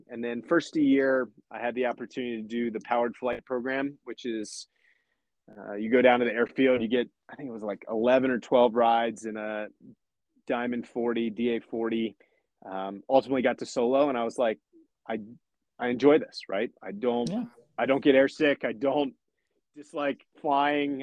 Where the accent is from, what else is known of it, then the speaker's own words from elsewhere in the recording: about 30 minutes south of Lancaster, rural Pennsylvania, United States; I grew up in a small town in Pennsylvania, uh, Lancaster, Pennsylvania. Will put me on the map, uh, but I grew up about 30 minutes south of there uh, in a small rural Amish country, farming, Pennsylvania